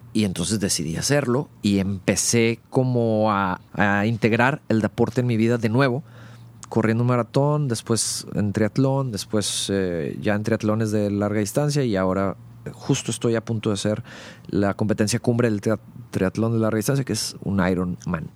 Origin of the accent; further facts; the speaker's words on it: Monterrey, Nuevo León, Mexico; also born or lived in Mexico City; nací en el DF y a los cinco años el trabajo de mi padre nos hace movernos a la ciudad de Monterrey, por lo cual prácticamente soy regiomontano. Crecí aquí